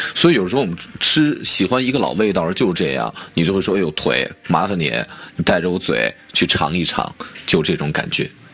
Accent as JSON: {"language": "Chinese", "region": "Shaanxi", "country": "China", "said": "我们陕西都吃手擀面"}